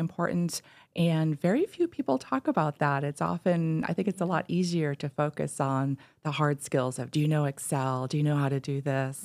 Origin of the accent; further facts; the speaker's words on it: East Coast, United States; moved away as an adult; also born or lived in Minnesota; I grew up on the East Coast